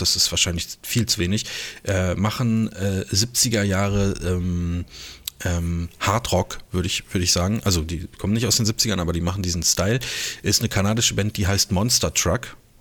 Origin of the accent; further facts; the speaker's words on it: Germany; als Deutscher